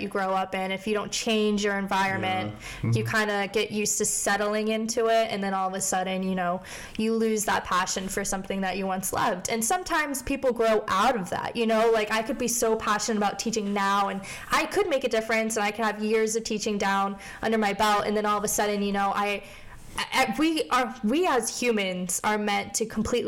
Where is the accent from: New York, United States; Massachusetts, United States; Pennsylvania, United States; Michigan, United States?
Pennsylvania, United States; Scranton; moved away as an adult; also born or lived in Morgantown, West Virginia; I am originally from Scranton, Pennsylvania, so if you like The Office, that is where I'm from